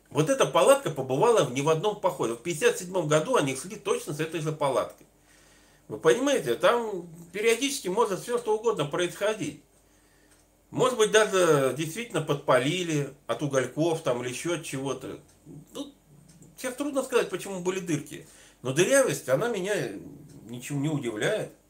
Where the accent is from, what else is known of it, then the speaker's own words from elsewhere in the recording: Northern Urals, Russia; Я сам с Северного Урала